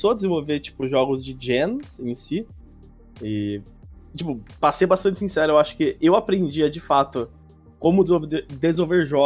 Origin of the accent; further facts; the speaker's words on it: Americana, São Paulo, Brazil; Eu já sou de Americana mesmo. Nascido ah, daqui, sim, é, tô... Sou daqui.